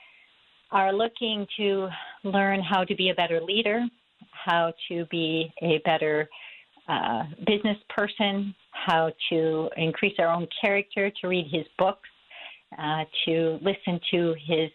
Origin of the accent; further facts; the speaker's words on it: Minnetonka, Minnesota, United States; I grew up in the Twin Cities area. I was a graduate of Minnetonka High School.